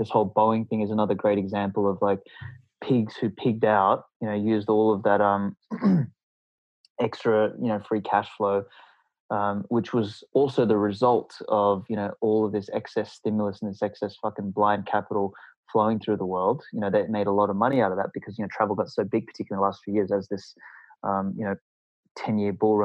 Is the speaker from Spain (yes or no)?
no; Australia; I'm from Australia